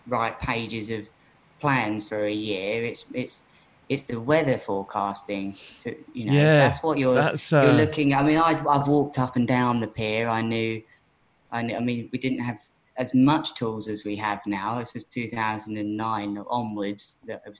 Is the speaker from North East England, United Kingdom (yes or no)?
no; Worthing, South East England, United Kingdom; That's my hometown pier